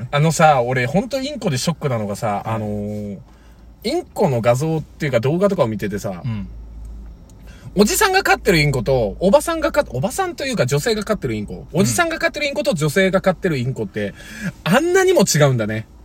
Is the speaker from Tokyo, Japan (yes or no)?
no; Fukuoka, Japan; あ、マジで口曲げてたところまで似てたし、俺福岡県出身だからあの人と一緒だよ、地元。